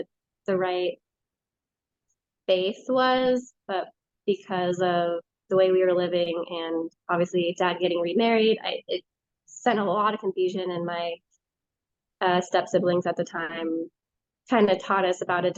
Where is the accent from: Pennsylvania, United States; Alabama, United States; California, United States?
California, United States; now in Minnesota, United States; Originally I'm from California, but I now live in Minnesota, central Minnesota